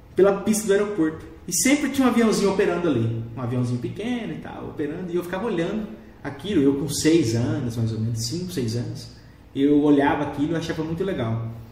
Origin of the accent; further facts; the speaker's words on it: Rondonópolis, Mato Grosso, Brazil; Eu nasci aqui em Rondonópolis